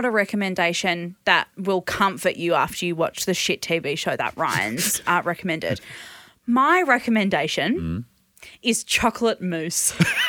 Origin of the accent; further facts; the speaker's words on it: Perth, Western Australia, Australia; moved away; Well, I'm from Perth. Not only have I spent time in Perth, I lived there for 20 years.